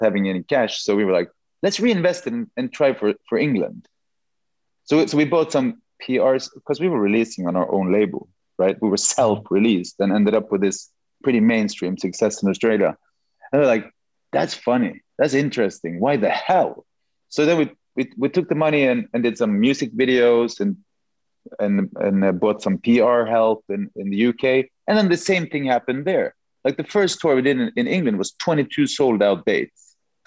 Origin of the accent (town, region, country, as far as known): Norway